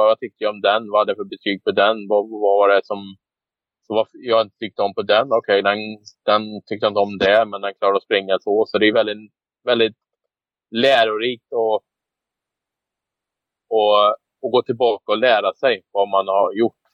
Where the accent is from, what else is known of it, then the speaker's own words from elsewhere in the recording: Västergötland, Västra Götaland, Sweden; moved away as an adult; also born or lived in United States / Canada; jag bosatte mig då i Trova. Min pappa är, jag är västgöte så jag är ja. från den trakten.